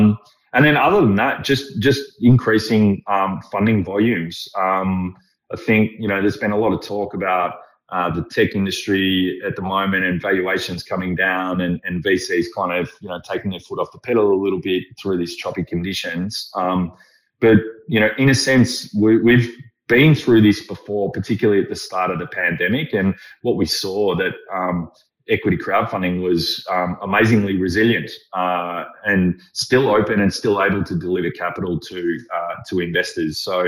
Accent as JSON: {"language": "English", "town": "Melbourne", "region": "Victoria", "country": "Australia", "tie": "born or raised there", "said": "I grew up in Carlton in the 80s and, you know, the Halcyon days."}